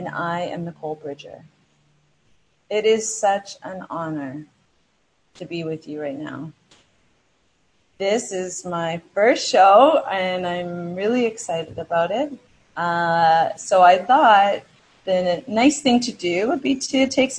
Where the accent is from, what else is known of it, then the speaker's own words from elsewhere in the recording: Vancouver, British Columbia, Canada; I was born in Vancouver, Canada, to an incredibly loving family.